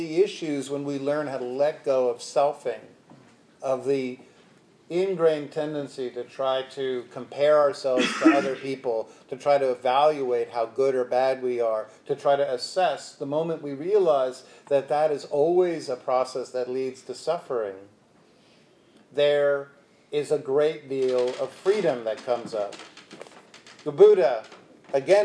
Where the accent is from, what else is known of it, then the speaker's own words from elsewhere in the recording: New York City, New York, United States; I'm from Brooklyn, Brooklynite